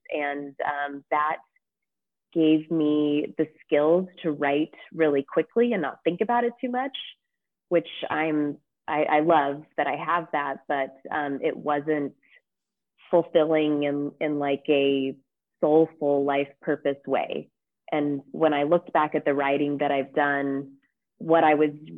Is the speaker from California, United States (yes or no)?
yes; California, United States; moved away as an adult; now in Geneva, Switzerland; I'm a Californian like you, Lauren, but I live in Geneva, Switzerland